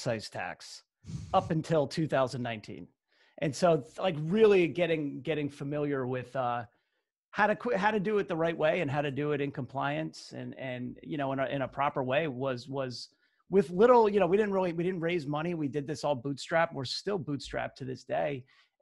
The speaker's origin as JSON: {"language": "English", "town": "Basking Ridge", "region": "New Jersey", "country": "United States", "tie": "born or raised there", "said": "… and I, you know, we're both from Basking Ridge, New Jersey, which is kind of the central western part of the state. And we grew up literally right next door to each other"}